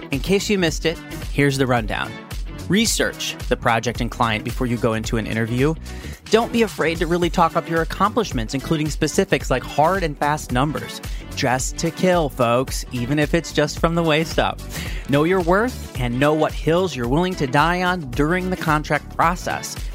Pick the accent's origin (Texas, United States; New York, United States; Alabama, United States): Texas, United States; also born or lived in India; you probably have no idea that I'm actually from India. I grew up in Texas because I don't sound like I'm from anywhere.